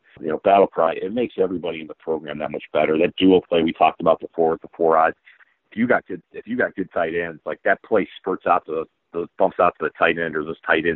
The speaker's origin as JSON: {"language": "English", "region": "Northeast Ohio", "country": "United States", "tie": "born or raised there", "said": "I grew up here in Northeast Ohio"}